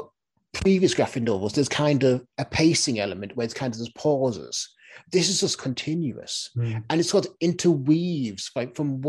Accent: the Northeast, near Stockton, North East England, United Kingdom; I come from the area, I come from the Northeast

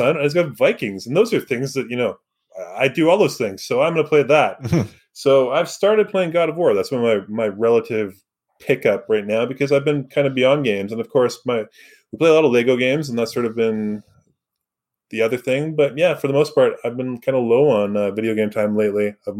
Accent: Surrey, British Columbia, Canada; I grew up in Surrey.

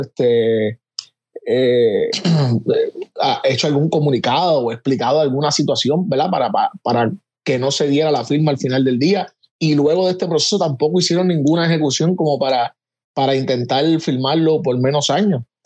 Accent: Puerto Rico; como puertorriqueño

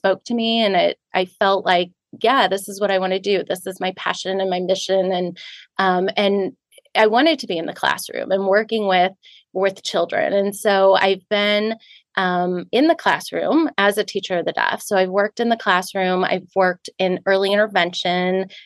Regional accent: St. Louis, Missouri, United States; I'm from St. Louis, born and raised, been here my whole life

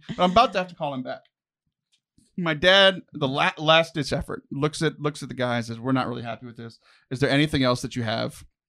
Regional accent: Texas, United States; born there; I'm not born knowing these things because I was born in Texas.

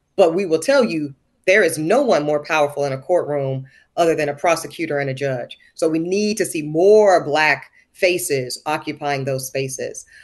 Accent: the American South, United States; growing up in the American South

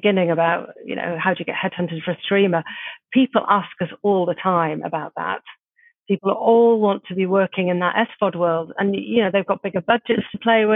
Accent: Middlesbrough, North East England, United Kingdom; also born or lived in London; now in Brighton, United Kingdom; I'm from Middlesbrough originally

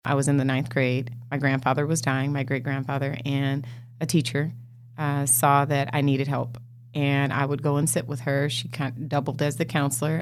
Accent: Los Angeles, California, United States; also born or lived in Inglewood, California; I grew up in L A. I was born in Inglewood, California

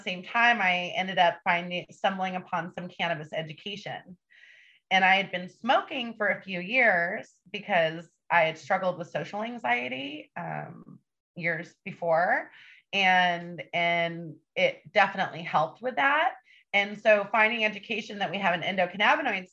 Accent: Northern California, United States; I'm from Northern California. I lived on the streets by myself and was in juvenile halls and group homes

